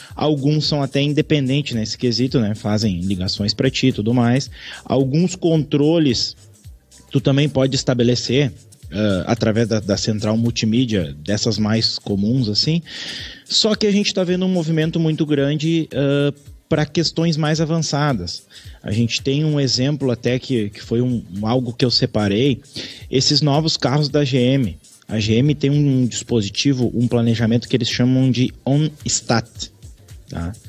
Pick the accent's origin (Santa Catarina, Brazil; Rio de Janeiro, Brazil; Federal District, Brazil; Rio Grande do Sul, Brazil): Rio Grande do Sul, Brazil; Gaúchos; nós, como somos gaúchos